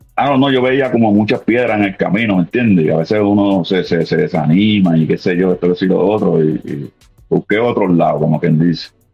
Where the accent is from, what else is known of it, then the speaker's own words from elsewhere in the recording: Puerto Rico; moved away as an adult; now in Philadelphia, United States; yo soy este puertorriqueño nacido este, original de Cagua, Cagua, Puerto Rico, me crié en Calle, soy de Calle